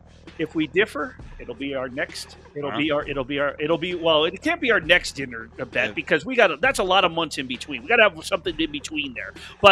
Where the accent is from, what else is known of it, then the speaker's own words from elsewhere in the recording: New York City, New York, United States; moved away; I was born in New York. I was born in Manhattan.